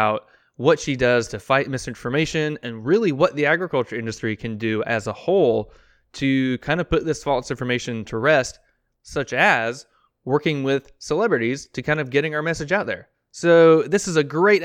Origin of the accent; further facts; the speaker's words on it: Blountstown, Florida, United States; I grew up in Bluntstown. We have Bluntstown, Florida